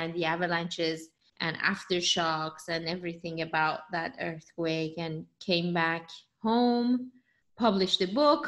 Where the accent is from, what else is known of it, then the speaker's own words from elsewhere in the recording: Iran; English is a second language; moved away as an adult; now in United States; I was born in Iran and I moved to the United States when I was 20